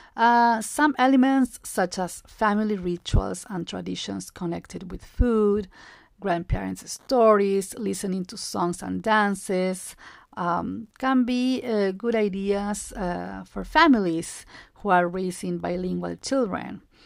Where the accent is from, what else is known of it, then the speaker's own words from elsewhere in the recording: Jujuy, Argentina; English is a second language; also born or lived in Upstate New York, United States; I am originally from Jujuy, a province located in the northwest of Argentina.